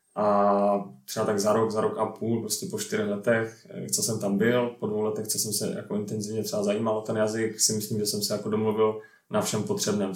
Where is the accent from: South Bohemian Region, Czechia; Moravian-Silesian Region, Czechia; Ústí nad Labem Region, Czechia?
Moravian-Silesian Region, Czechia; Ostrava; moved away as an adult; also born or lived in Sweden; jsem pocházím tady z Poruby, tak jsem se vlastně k florbalu dostal v Porubě